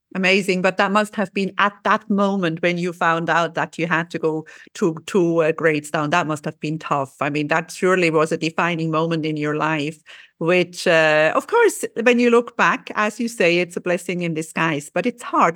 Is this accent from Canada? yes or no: no; Switzerland; I'm from Switzerland.